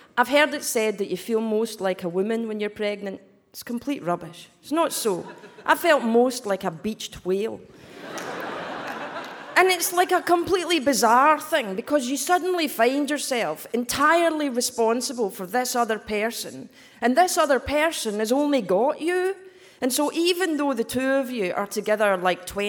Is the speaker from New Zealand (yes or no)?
no; Scotland, United Kingdom; accent: Scottish; So this accent is Scottish